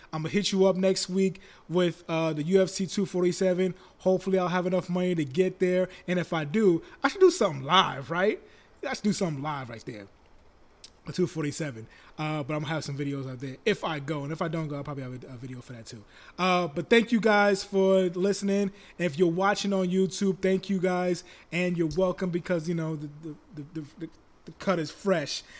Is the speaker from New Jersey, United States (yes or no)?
no; New York, United States; I'm a New Yorker